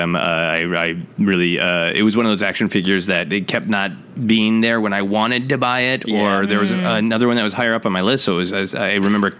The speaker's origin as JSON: {"language": "English", "region": "Minnesota", "country": "United States", "tie": "born or raised there", "also_born_or_lived": "Portland, Oregon", "said": "I was in Portland, Oregon when I saw Empire Strikes Back, but I'm from Minnesota, and I moved back quite quickly afterwards."}